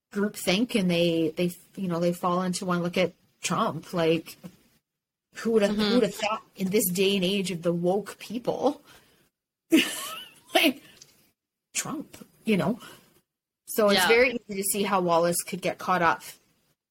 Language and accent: English; Canada; as a Canadian